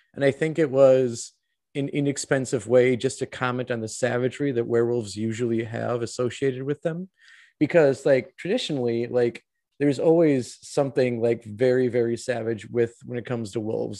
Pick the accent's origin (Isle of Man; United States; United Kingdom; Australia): United States; Wisconsin; my home state of Wisconsin